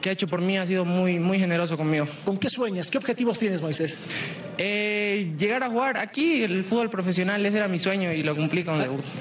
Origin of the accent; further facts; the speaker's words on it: Tarija, Bolivia; tengo 15 años, vengo de Tarija y he jugado en la escuela de San José siempre.